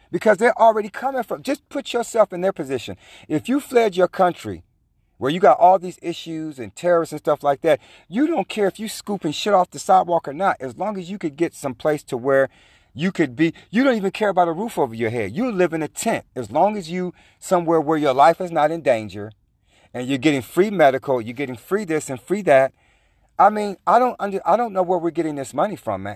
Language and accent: English; California, United States; I was from California